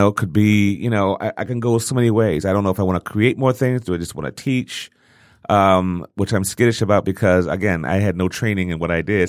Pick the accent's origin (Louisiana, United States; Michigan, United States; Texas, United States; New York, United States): Michigan, United States; Detroit